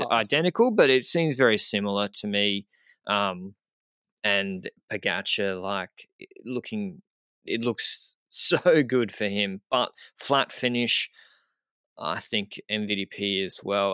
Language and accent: English; Australia; as an Australian